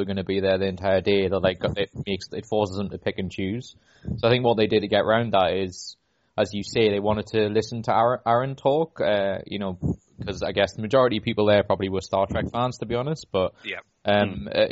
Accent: Newcastle upon Tyne, North East England, United Kingdom; I'm from Newcastle

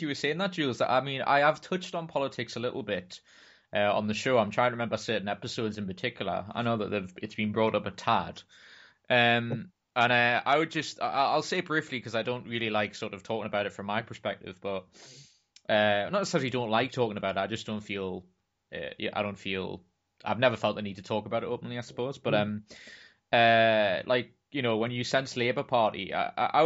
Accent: Wallsend, North East England, United Kingdom; I was brought up in Wall's End

